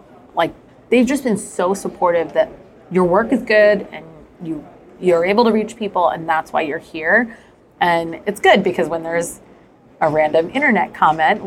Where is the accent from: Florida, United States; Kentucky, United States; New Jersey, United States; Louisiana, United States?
New Jersey, United States; I grew up in the Indian community in New Jersey